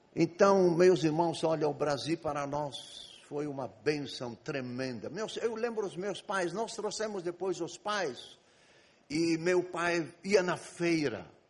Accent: Egypt; Portuguese is a second language; moved away as an adult; now in Brazil; Eu nasci e fui criado no Egito. Vivi no Egito 18 anos.

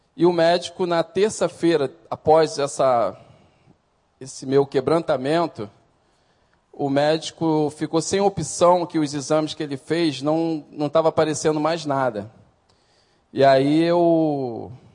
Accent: Brazil; Sou nascido e criado aqui no Recreio

